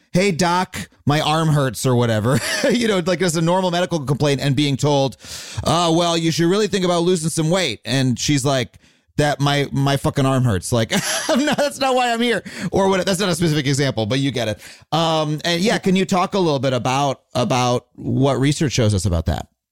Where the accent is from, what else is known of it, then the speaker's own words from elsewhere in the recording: United States; I am an American. We we are here in America